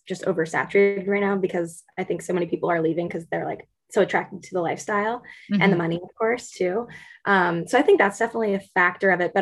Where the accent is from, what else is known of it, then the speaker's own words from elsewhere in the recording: New Jersey, United States; moved away as an adult; also born or lived in Pittsburgh; I grew up in New Jersey